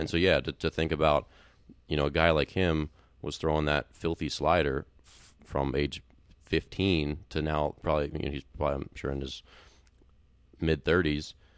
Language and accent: English; Maryland, United States; moved away; I grew up in Maryland